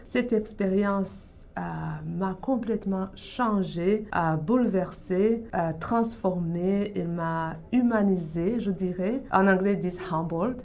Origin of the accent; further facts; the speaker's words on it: Burundi; moved away as an adult; also born or lived in Canada; now in Toronto, Canada; je viens du Burundi, en Afrique centrale. J'ai grandi et j'ai vécu là jusqu'à l'âge dans la vingtaine, quand j'ai quitté pour venir au Canada